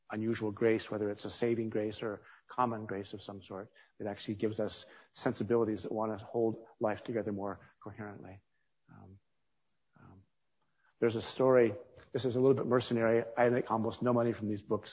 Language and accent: English; California, United States; moved away; also born or lived in Pittsburgh / Washington, D.C.; In my school in California, the school had a practice of bringing authors in when I was 10 years old and 11 years old and 12 years old